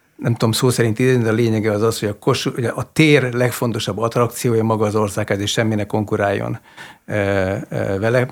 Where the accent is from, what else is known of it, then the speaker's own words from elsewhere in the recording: Miskolc, Borsod-Abaúj-Zemplén, Hungary; Miskolcon cseperedtem